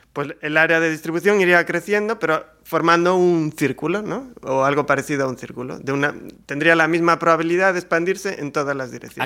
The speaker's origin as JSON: {"language": "Spanish", "region": "Galicia", "country": "Spain", "said": "ya que somos gallegos"}